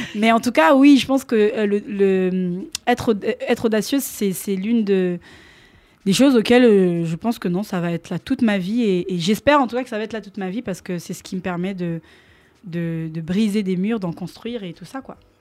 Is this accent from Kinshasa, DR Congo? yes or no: yes; Kinshasa, DR Congo; also born or lived in Picardy, France; now in France; je suis originaire donc de Kinshasa. Et euh, donc, dans, dans, mon école, euh, on avait l'option danse